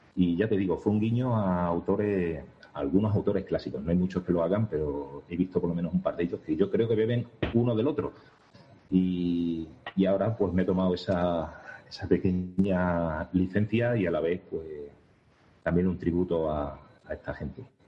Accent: Segura de León, Extremadura, Spain; yo soy de Segura de León

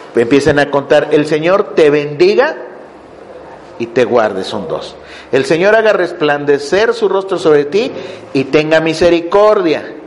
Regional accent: Mexico; moved away; Yo soy mexicano

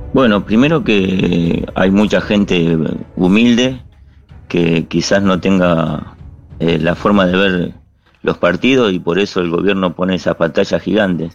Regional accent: Argentina; now in Bangladesh; Los argentinos no somos vagos, no somos tramposos

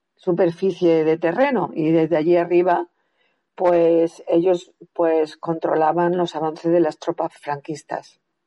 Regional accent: Sierra de la Hoz, Andalusia, Spain; la sierra de la Hoz que es donde está mi pueblo precisamente

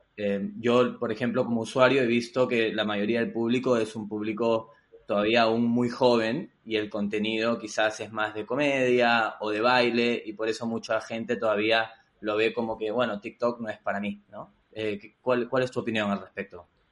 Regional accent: Peru; also born or lived in United States; now in Spain; yo soy peruano, he vivido en Estados Unidos, eh, bastante joven, era en mi época de estudiante, y luego ahora en España

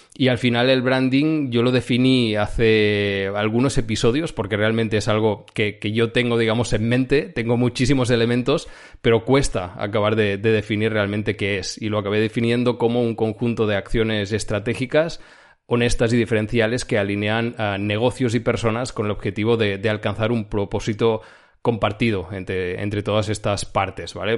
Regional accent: Girona, Catalonia, Spain; now in Barcelona, Spain; Yo soy de Girona, la zona de Girona, Cataluña

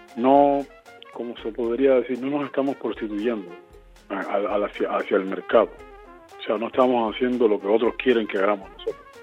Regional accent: Cuba; de Cuba

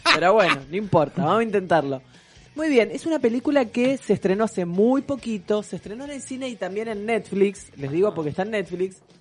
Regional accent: Argentina; lo vamos a decir en español, porque somos argentinos

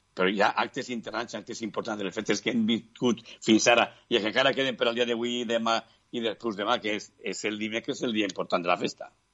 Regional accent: Faura, Valencian Community, Spain; jo soc de la Fara de la Baronia

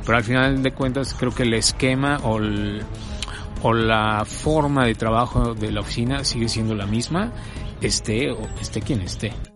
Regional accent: Mexico City, Mexico; also born or lived in Puebla; yo nací aquí en México, en la Ciudad de México, en el, en el año de 1969

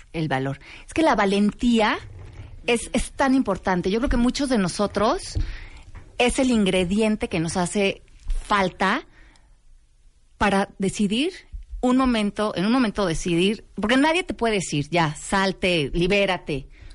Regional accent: Mexico; nosotros como mexicanos

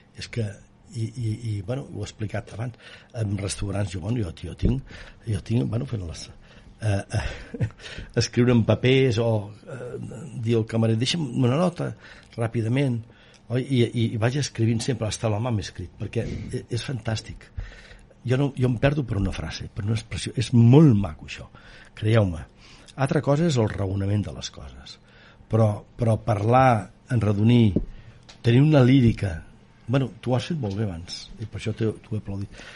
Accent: Vic, Catalonia, Spain; sent bigatà com sóc

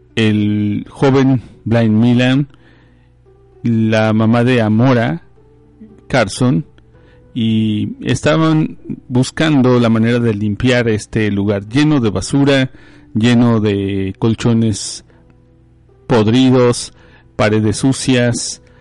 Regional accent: Mexico; also born or lived in East Texas; now in Texas, United States; Nosotros, aunque vivimos en Texas, somos mexicanos, muchos vivimos, venimos desde México a habitar estos lugares

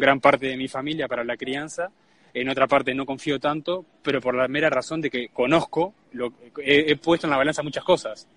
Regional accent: Uruguay; Somos uruguayos

